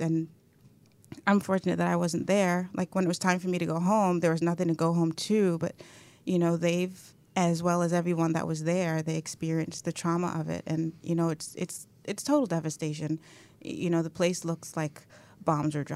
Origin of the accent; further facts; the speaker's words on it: New York City, New York, United States; I grew up in Brooklyn, born and raised in Brooklyn.